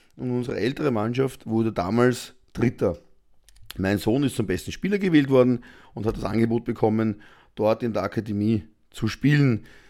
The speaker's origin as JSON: {"language": "German", "country": "Austria", "said": "bei uns in Österreich"}